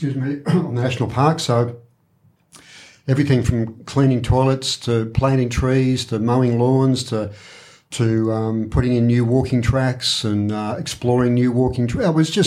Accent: Warrnambool, Victoria, Australia; The Nestles factory in Dennington. So that was an outer suburb of Warrnambool, but not really.

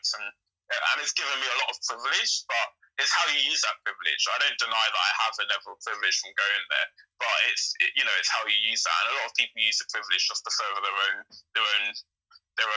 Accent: London, United Kingdom; I grew up in Lewisham

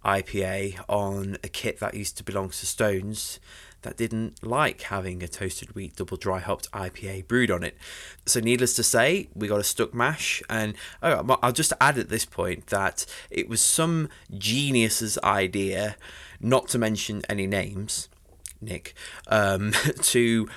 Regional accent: Sheffield, Yorkshire and the Humber, United Kingdom; us kind people from Sheffield

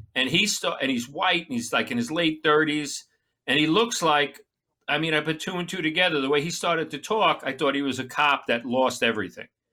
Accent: Long Island, New York, United States; moved away; I'm a Long Island maggot

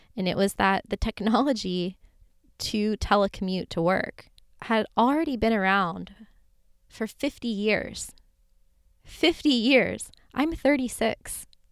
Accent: Florida, United States; moved away; grew up in Florida in a nice middle class life

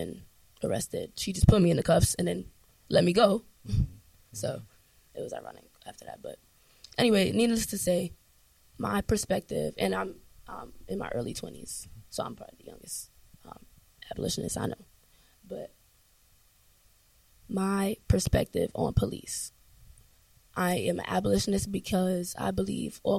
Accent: New York City, New York, United States; I am also a New York City native, born and raised in Harlem

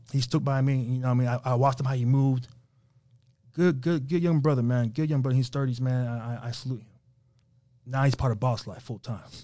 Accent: New York, United States; moved away; also born or lived in Las Vegas; we're from New York

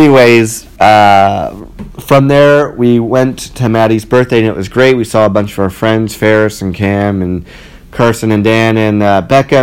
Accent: Ottawa, Ontario, Canada; now in Toronto, Canada; I'm from Ottawa

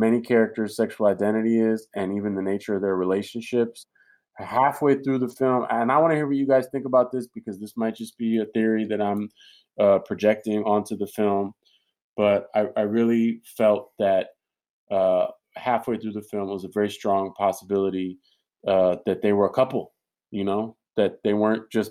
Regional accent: San Francisco, California, United States; I'm from San Francisco

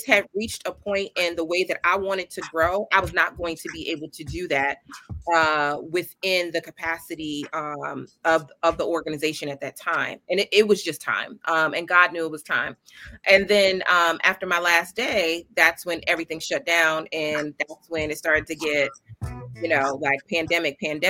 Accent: New York City, New York, United States; I am a Bronxite, meaning that I grew up in the Bronx, currently reside in the Bronx

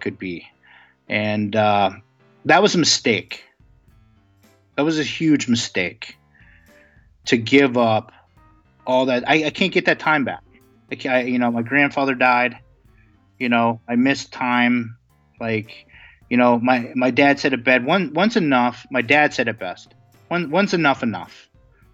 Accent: Girard, Pennsylvania, United States; I grew up in Girard, Pennsylvania, right on Elk Creek

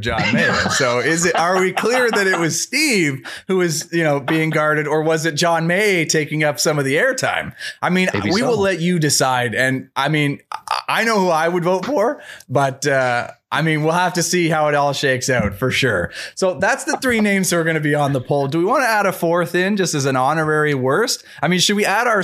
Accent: Canada; as a Canadian

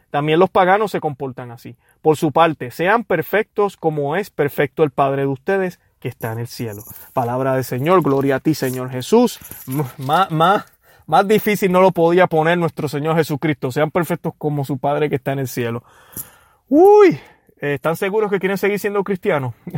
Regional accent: Puerto Rico; now in United States; yo que soy de Puerto Rico

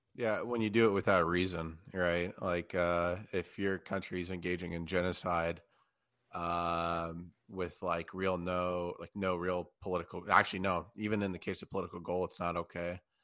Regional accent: United States; as an American

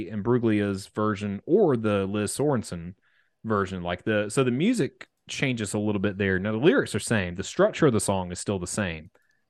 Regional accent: South Carolina, United States; I'm a hick from South Carolina

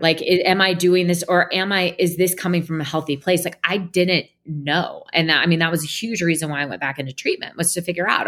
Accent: Portland, Oregon, United States; I was born and raised in Portland, Oregon

